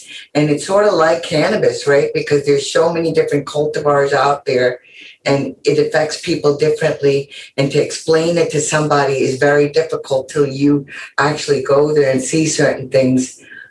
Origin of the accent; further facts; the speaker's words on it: New Jersey, United States; accent: Jersey; first language Tamil; English is a second language; moved away; also born or lived in Mumbai, India / Paterson, New Jersey / Clifton, New Jersey / Lake Hiawatha, New Jersey; I am originally from India. I grew up in Jersey and I'm proud of it.